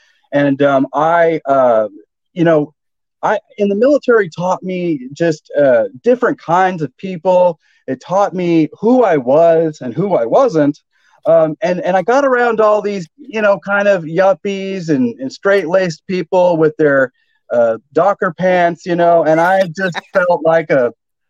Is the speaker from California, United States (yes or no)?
yes; San Luis Obispo, California, United States; moved away as an adult; also born or lived in Georgia; now in Albany, United States; my hometown of San Luis Obispo, California